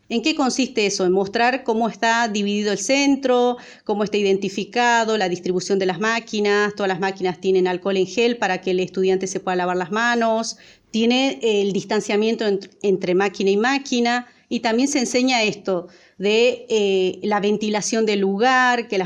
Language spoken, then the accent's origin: Spanish; Salvador Mazza, Salta, Argentina; born there; moved away as an adult; now in Buenos Aires, Argentina; El lugar donde yo nací se llama Salvador Massa. Tenemos la localidad más grande a Salvador Maza, es Tartagal. El año 2006 me vine a Buenos Aires eh, teniendo 18 años, en búsqueda de eh, formación, ¿no?